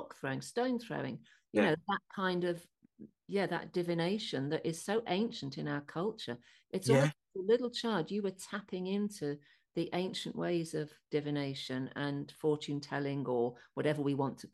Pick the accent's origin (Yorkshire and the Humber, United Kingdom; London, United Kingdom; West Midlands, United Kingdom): West Midlands, United Kingdom; Birmingham; I was born in Birmingham